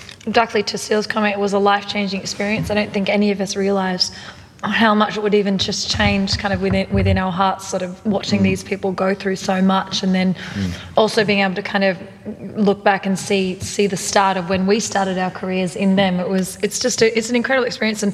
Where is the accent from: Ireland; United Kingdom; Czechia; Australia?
Australia; I'm the Aussie